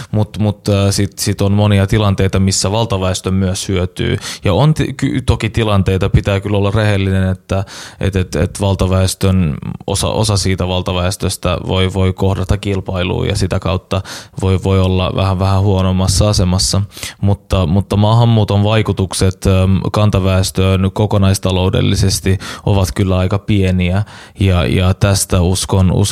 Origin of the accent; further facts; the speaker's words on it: Helsinki, Uusimaa, Finland; mutta oon kasvanut Itä-Helsingissä ja siellä äh, monet kaverit ja niiden, niiden vanhemmat on ollut pakolaistaustaisia.